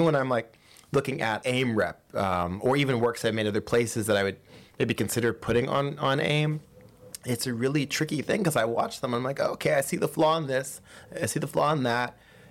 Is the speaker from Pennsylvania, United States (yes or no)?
yes; Pittsburgh, Pennsylvania, United States; So I'm originally from Pittsburgh, Pennsylvania